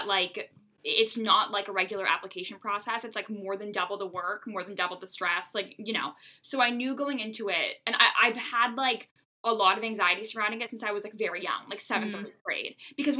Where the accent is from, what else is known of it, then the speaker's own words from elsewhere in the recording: Bangor, Maine, United States; I was born and raised in Bangor, Maine.